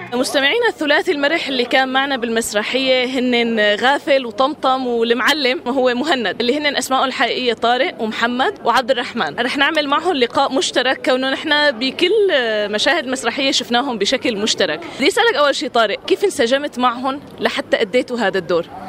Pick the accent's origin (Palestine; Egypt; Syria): Syria; نحن هلا كسوريين